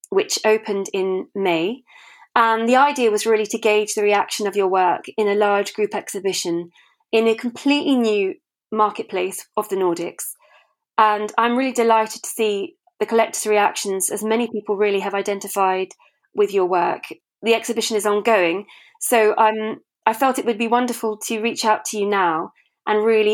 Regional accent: United Kingdom; now in Sweden; a British expat, art historian and gallerist based in Sweden

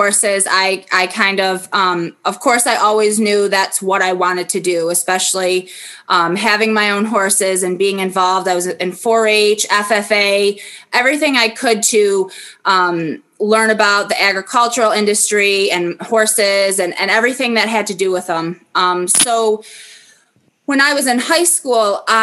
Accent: Bliss, New York, United States; also born or lived in Buffalo, New York; My family moved. We used to live in near Buffalo, New York. We moved from Buffalo to a little town called Bliss, New York

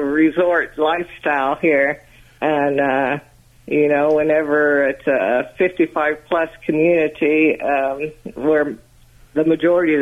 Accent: Morganfield, Kentucky, United States; moved away as an adult; also born or lived in Washington D.C. area; now in Florida, United States; Originally, I'm from Morganfield, Kentucky, in the northwestern part of Kentucky, not far from Illinois and Indiana

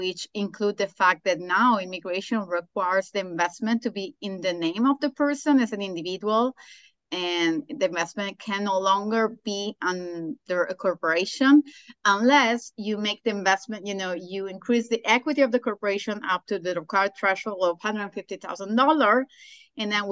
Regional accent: Sardinia, Italy; moved away as an adult; also born or lived in Nicoya, Costa Rica; now in Nosara, Costa Rica; Sardinia. I was born in Sardinia, which was the first recognized blue zone in Italy

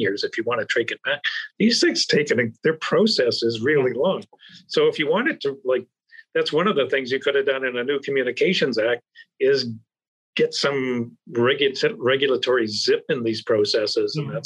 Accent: Canada; I've flashed my Canadian passport so you know I'm a Canadian guest

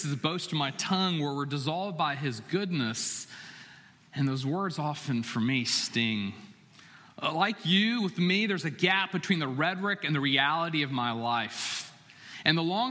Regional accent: Chapel Hill, North Carolina, United States; moved away as an adult; it was my hometown. It was where I was born and raised.

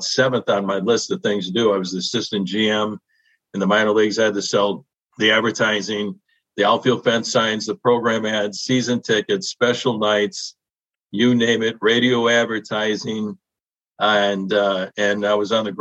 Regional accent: Chicago, Illinois, United States; moved away as an adult; now in Seattle, United States; Growing up on Carpenter Street on the south side of Chicago in Canyon Park, Illinois

